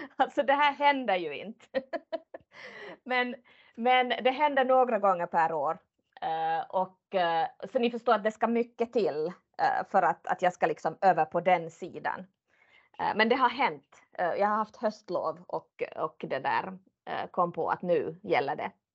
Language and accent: Swedish; Finland; som finlandssvensk.